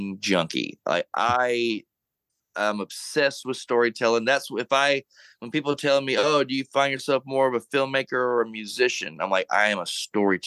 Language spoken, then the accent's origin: English; Monroe, Louisiana, United States; My hometown of Monroe in the 70s